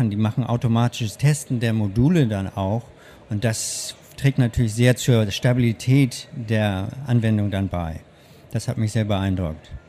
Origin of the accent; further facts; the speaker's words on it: Hannover, Lower Saxony, Germany; born there; also born or lived in Hamburg / United States; now in Berlin, Germany; Ich komme ursprünglich, ich bin geboren in Hannover, habe lange in Hamburg gelebt und dann in den USA und bin 2001 nach Berlin gekommen.